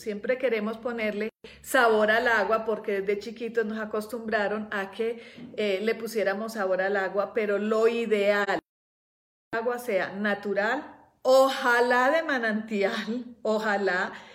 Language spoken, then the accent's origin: Spanish; Colombia; also born or lived in Europe; now in Mexico; yo que vivo en nací en Colombia